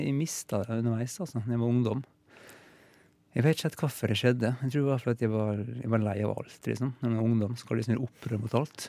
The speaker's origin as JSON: {"language": "Norwegian", "town": "Fræna", "region": "Møre og Romsdal", "country": "Norway", "accent": "Molde dialect", "moved": "yes", "lives_now": "Oslo, Norway", "said": "Jeg kommer fra Fræna, det, ja. Eh, ved siden av Molde"}